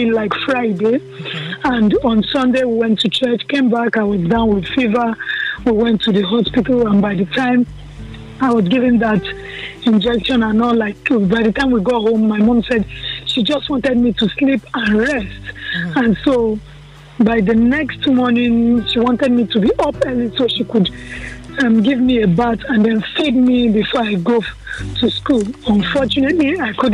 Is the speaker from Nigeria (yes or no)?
yes; Kano, Kano State, Nigeria; I was born in the north. I was born in Kano